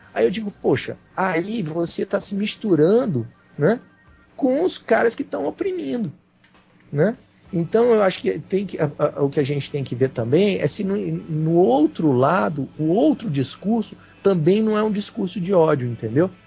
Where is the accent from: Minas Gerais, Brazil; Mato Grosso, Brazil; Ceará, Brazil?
Ceará, Brazil; Fortaleza; now in Brasília, Brazil; eu sou nordestino, né? Eu nasci em Fortaleza, nasci no Ceará.